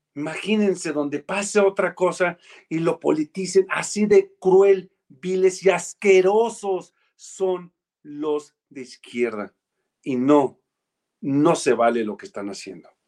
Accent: Mexico; hubiéramos hecho los mexicanos y las mexicanas

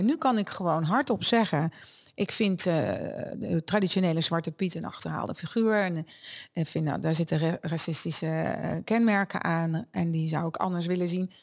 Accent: Netherlands; also born or lived in Germany; ik uit een Duits gezin kwam en als kind in Nederland kwam wonen

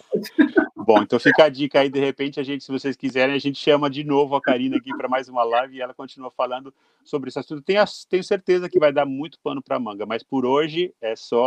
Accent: Brazil; moved away as an adult; now in Japan; Eu saí do Brasil com, com 21 anos

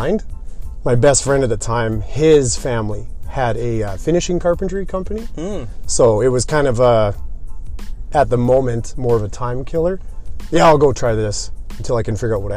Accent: St. Albert, Alberta, Canada; I actually grew up in St. Albert, similar to Tom Chisholm, born and raised there

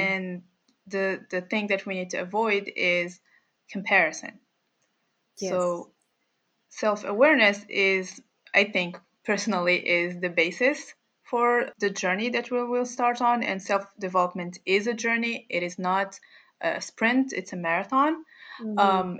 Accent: Morocco; I'm from Morocco.

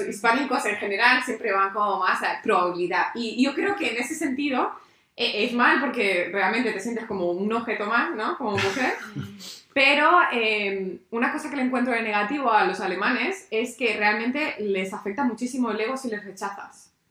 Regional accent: Spain; now in Berlin, Germany; soy española.

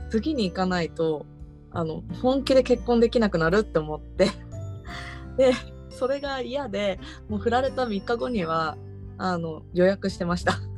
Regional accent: Tokyo, Japan; moved away as an adult; now in Yatsushiro, Japan; 東京生まれ東京育ちの私

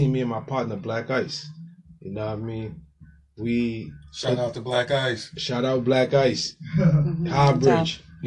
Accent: St. Croix, U.S. Virgin Islands; we're both from the Virgin Islands. Let me shout that out. St. Croix, U.S. Virgin Islands

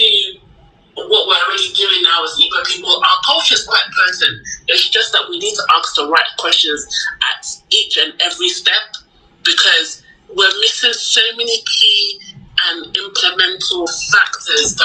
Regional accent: London, United Kingdom; I grew up in London

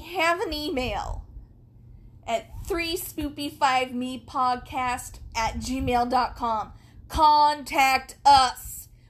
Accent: Canada; I'm from Canada.

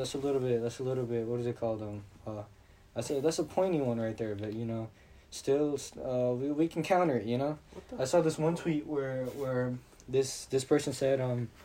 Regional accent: United States; I was born here in the United States

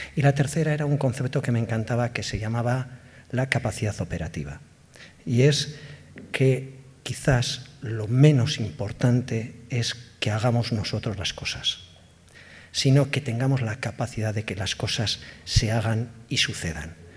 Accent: Basque Country, Spain; somos vascos, somos vascas

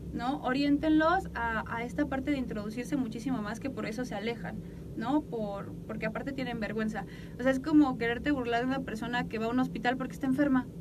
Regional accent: Mexico; como mexicanos nuestra cultura todavía más

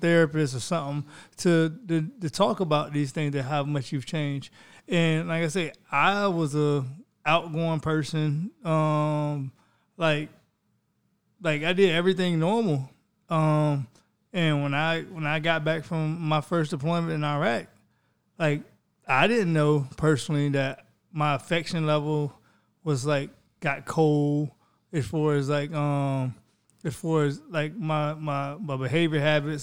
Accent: Florida, United States; that's from my home state

